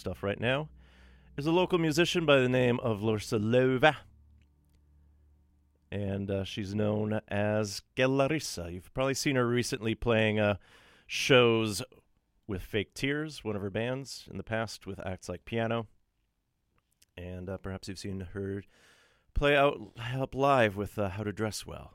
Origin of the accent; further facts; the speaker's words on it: Thunder Bay, Ontario, Canada; also born or lived in North Karelia, Finland; now in Vancouver, Canada; my hometown of Thunder Bay, Ontario